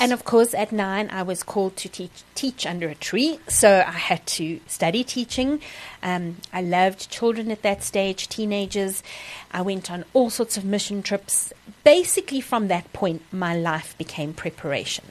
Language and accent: English; Kimberley, Northern Cape, South Africa; also born or lived in Secunda / Kriel; spent most of my growing up years in Kimberley um, as my home base